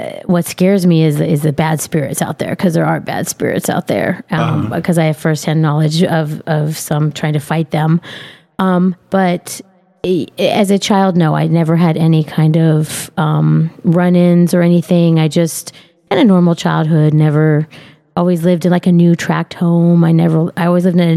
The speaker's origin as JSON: {"language": "English", "town": "Riverside", "region": "California", "country": "United States", "tie": "born or raised there", "also_born_or_lived": "Oceanside, California", "said": "Born and raised Southern California, mostly from Riverside, but I've lived in Oceanside for a long time too"}